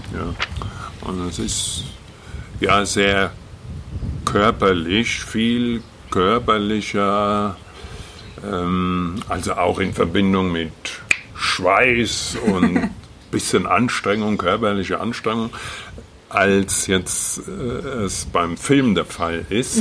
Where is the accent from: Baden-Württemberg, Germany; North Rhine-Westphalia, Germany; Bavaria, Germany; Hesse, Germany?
Hesse, Germany; Wetterau; moved away; Ich komme ja aus der Wetterau ursprünglich.